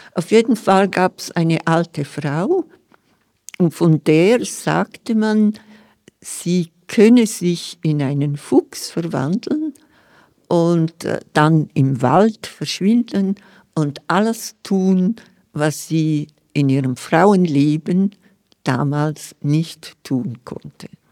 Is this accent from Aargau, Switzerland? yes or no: no; Scuol, Graubünden, Switzerland; first language Romansh (Vallader); German is a second language; in meiner Kindheit und in meiner Jugend in Schkuhl